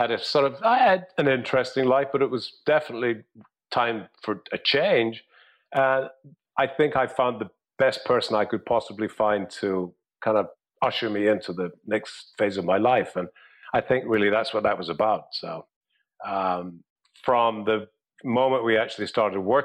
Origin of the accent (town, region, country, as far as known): Scotland, United Kingdom; moved away; also born or lived in England